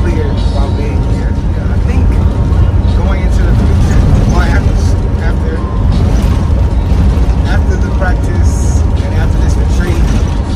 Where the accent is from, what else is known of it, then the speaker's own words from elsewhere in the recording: Houston, Texas, United States; moved away as an adult; also born or lived in New York; now in Washington, D.C., United States; I'm originally from Houston, Texas, and I currently live in DC